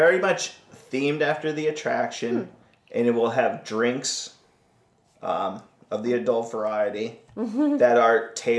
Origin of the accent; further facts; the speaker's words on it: New York, United States; I guess I'm a New Amateurs. Yorker.